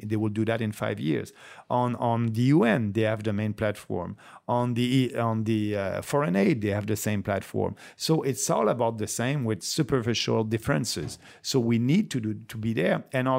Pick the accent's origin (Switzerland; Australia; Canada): Canada; I'm looking at them as a Canadian, and that's great.